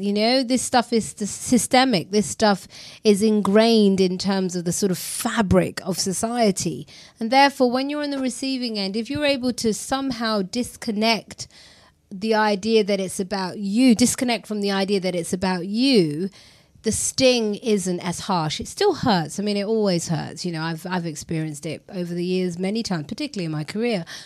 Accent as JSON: {"language": "English", "region": "London", "country": "United Kingdom", "tie": "born or raised there", "said": "I was raised in a very multicultural area. I grew up in East London."}